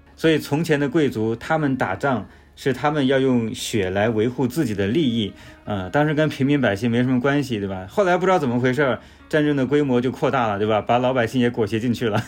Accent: China; 我们中国人

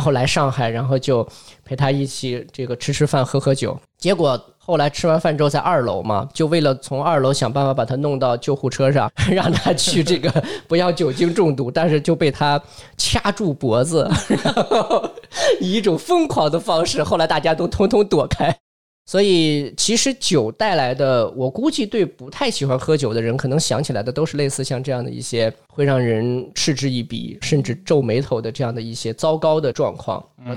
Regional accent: Northwest China, China; 我是从小在西北长大嘛

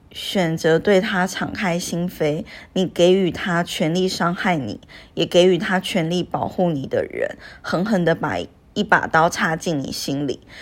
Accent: Taiwan; moved away as an adult; 我是从台湾过来工作的嘛

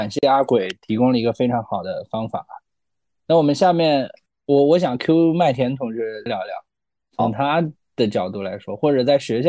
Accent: China; 其实我们都是中国人嘛

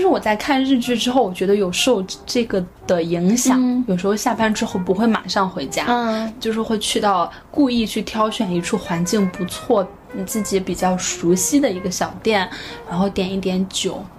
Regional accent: northern China, China; moved away; 作为一个北方人，我就是非常喜欢吃面

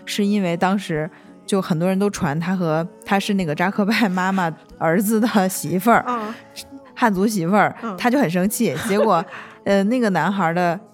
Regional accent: Northeast China, China; moved away; 我作为一个东北人

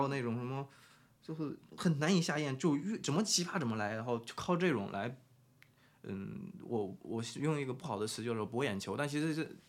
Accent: Anyang, Henan, China; moved away; 我老家安阳

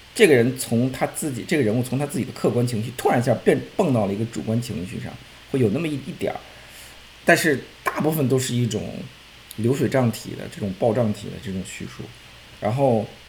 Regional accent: Beijing, China; 因为我是北京人

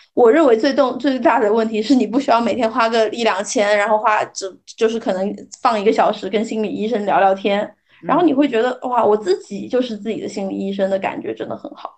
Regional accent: China; 我们其实中国人

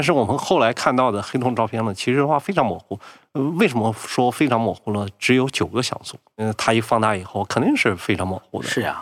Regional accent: Shaanxi, China; moved away; 我老家是陕西

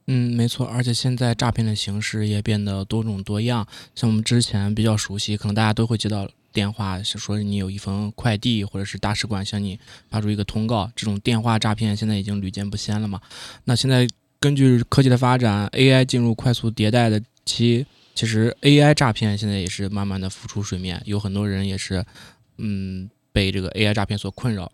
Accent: China; now in Toronto, Canada; 我们从小是在中国长大的嘛

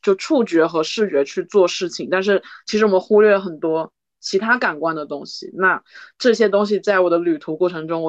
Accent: China; 我就用那种很你知道的，就是我仅有的一些单词去跟他说我是中国人

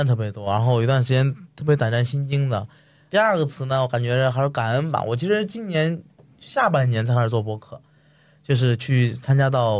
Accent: southern China, China; 啊，然后学会做锅盔，学我学会做面食吧，因为我是南方人，然后

